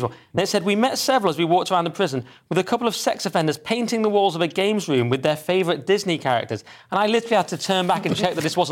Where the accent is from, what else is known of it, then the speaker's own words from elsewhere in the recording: England, United Kingdom; I always thought I was English. I was always English growing up